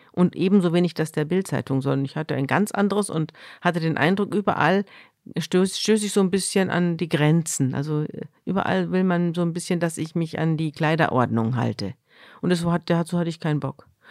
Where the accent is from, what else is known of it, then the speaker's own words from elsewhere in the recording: Munich, Bavaria, Germany; moved away as an adult; now in Hamburg, Germany; Ich komme ja aus Bayern, ich komme aus München.